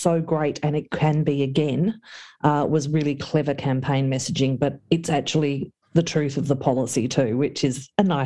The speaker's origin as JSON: {"language": "English", "area": "the Latrobe Valley", "region": "Victoria", "country": "Australia", "tie": "born or raised there", "said": "growing up in the Valley"}